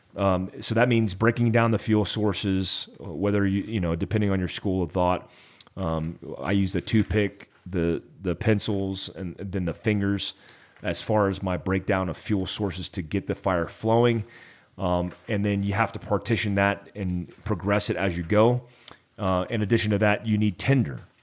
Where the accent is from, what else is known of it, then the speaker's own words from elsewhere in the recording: Florida, United States; I grew up in Florida